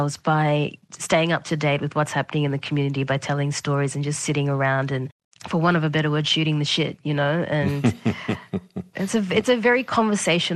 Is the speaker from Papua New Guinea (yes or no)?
yes; Rabaul, East New Britain, Papua New Guinea; growing up in Rabaul